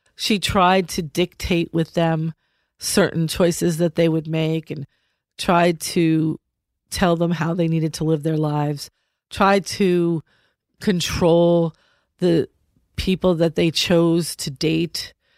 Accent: New York City, New York, United States; moved away; I come from New York City

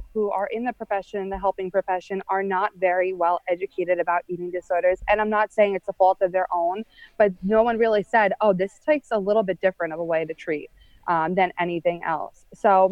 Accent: Long Island, New York, United States; I'm from Long Island, New York

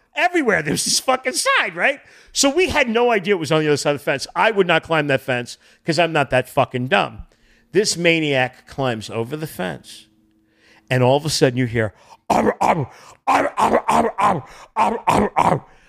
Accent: Boston, New England, United States; also born or lived in Connecticut; now in Los Angeles, United States; I grew up in New England, Boston

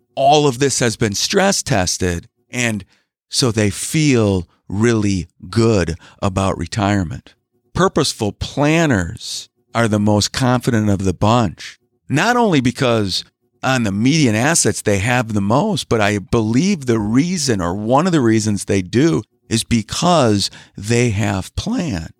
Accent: Wisconsin, United States; I'm from Wisconsin. I live in Wisconsin.

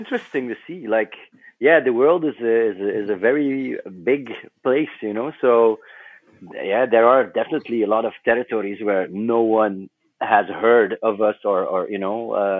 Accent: Flanders, Belgium; Yeah, we were all born and raised in West Flanders, and that's a small part of Belgium.

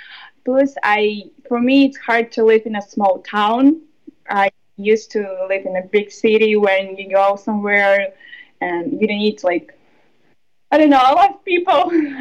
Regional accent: Kyrgyzstan; English is a second language; also born or lived in Moscow, Russia; now in United States; I'm from Kyrgyzstan original, and I moved to Russia. So for me, like Russia, it's kind of home, but not really.

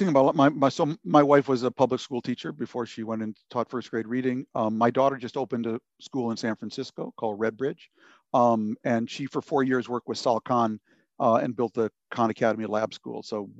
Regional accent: Lebanon; that's why we wanted to send our kids to public school, because we grew up in Lebanon, basically, a place where everyone sent their kids to their own confessional school

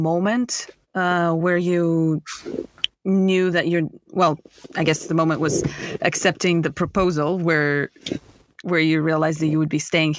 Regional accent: Russia; As a Russian, I miss my winters.

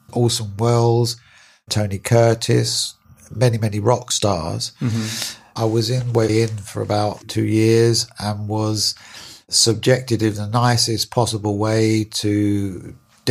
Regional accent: London, United Kingdom; I was born in East London, in Hackney

